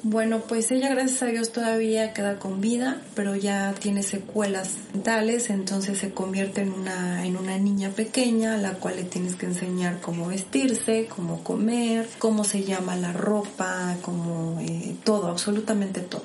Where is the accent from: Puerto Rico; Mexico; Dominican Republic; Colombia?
Mexico; Puebla; Nací aquí en la ciudad de Puebla, en, pues en Colonia Exacta y en el centro. Y pues la verdad fue pues algo así como que medio complicada mi, mi niñez